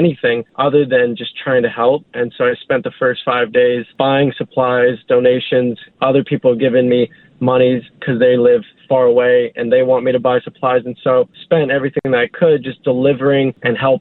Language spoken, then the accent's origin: English; Maui, Hawaii, United States; I was born and raised on Maui